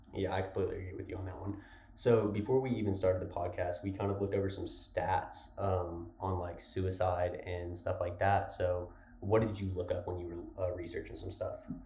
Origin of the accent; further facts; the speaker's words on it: Lubbock, Texas, United States; moved away as an adult; I'm from Lubbock, so it's still not a Houston or Dallas location. But coming from a town like Lubbock